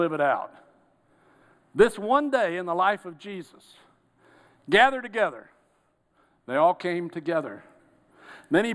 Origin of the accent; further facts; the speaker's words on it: Georgia, United States; I'm from Georgia